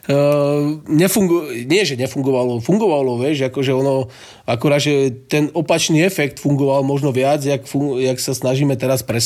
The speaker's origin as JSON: {"language": "Slovak", "country": "Slovakia"}